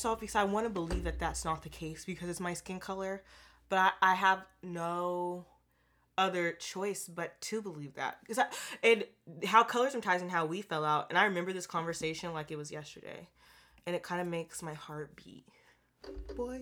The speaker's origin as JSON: {"language": "English", "town": "Portland", "country": "United States", "tie": "born or raised there", "said": "I'm from Portland, too, so I speak where I've grown up"}